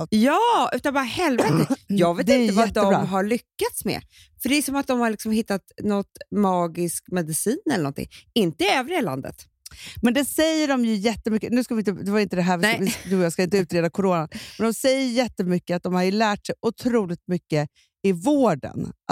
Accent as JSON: {"language": "Swedish", "town": "Stockholm", "region": "Stockholm County", "country": "Sweden", "tie": "born or raised there", "said": "vi är ju mm. infödda stockholmare, du och jag"}